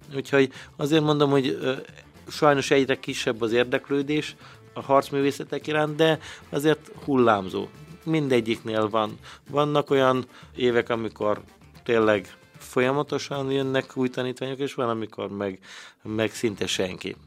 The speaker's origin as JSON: {"language": "Hungarian", "town": "Szarvas", "region": "Békés", "country": "Hungary", "tie": "born or raised there", "moved": "yes", "lives_now": "Békéscsaba, Hungary", "said": "szarosan nőttem fel"}